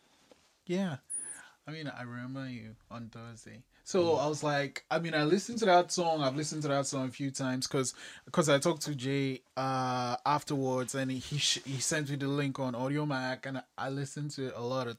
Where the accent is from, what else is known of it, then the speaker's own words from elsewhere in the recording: Nigeria; now in Canada; I'm actually from Nigeria and I've been here for a while